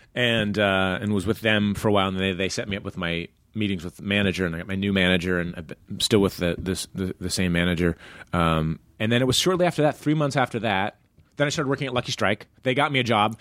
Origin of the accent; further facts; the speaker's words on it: Iowa, United States; moved away; growing up in Iowa